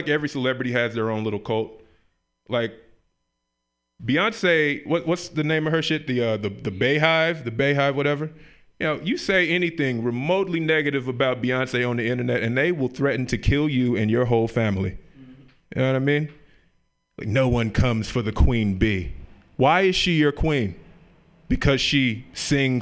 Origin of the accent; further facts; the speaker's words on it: Memphis, Tennessee, United States; moved away; I grew up in Memphis, Tennessee, the Bible Belt